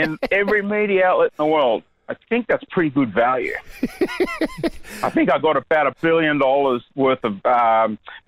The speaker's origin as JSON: {"language": "English", "country": "Australia", "tie": "born or raised there", "also_born_or_lived": "Sweden", "said": "I was born in Sweden and came here in 60, or came to Australia in 66"}